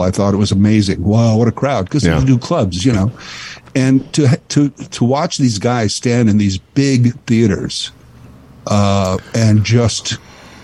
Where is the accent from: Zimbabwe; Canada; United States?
Canada